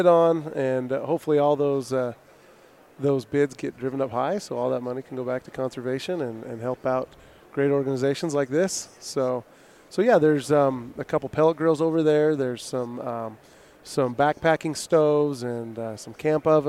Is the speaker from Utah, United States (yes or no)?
yes; Smithfield, Utah, United States; I grew up in Smithfield, Utah